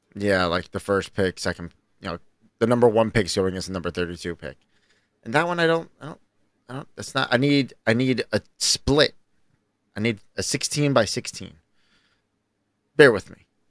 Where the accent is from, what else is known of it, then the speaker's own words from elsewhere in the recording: New York, United States; I'm a New Yorker